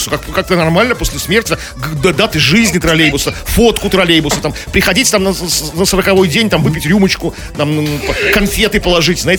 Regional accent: Saint Petersburg, Russia; Мы из Петербурга, да, мы были в Нижнем городе, прекрасный город.

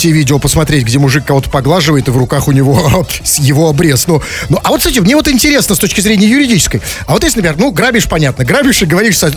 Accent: Saint Petersburg, Russia; Мы, петербуржцы, говорим вежливо.

